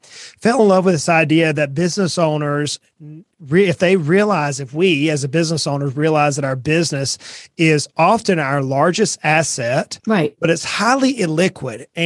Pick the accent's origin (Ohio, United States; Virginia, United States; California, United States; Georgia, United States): Georgia, United States; South; moved away as an adult; also born or lived in Brunswick, Georgia; now in East Tennessee, United States; I was born and raised in South Georgia